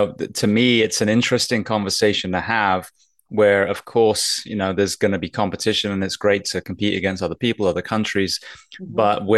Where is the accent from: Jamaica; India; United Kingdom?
United Kingdom; England; now in Miami, United States; I was coming from England, and then not even 2 years later, I'm in a fire academy in Miami